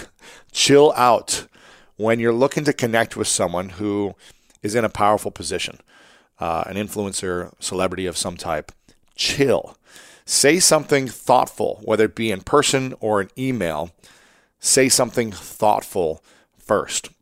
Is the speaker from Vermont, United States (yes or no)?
no; Ohio, United States; I'm from Ohio as well